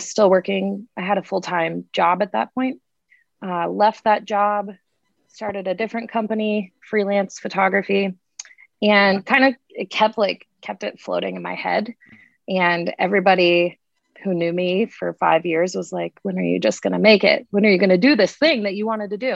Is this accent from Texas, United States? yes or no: no; Colorado, United States; also born or lived in Kentucky; I'm from Colorado, moved away, moved back